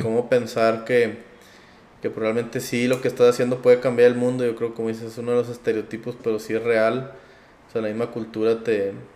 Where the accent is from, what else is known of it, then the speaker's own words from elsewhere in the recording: Monterrey, Nuevo León, Mexico; also born or lived in Piedras Negras, Coahuila; nací aquí en Piedras, Piedras Negras, eh, toda mi vida, casi toda mi vida, viví en Monterrey